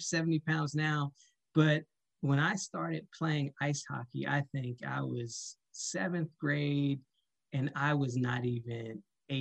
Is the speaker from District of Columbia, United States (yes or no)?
yes; Washington, District of Columbia, United States; moved away as an adult; also born or lived in Annapolis, Maryland; I'm originally from Washington, D.C. and started playing ice hockey with the Fort DuPont Cannons in middle school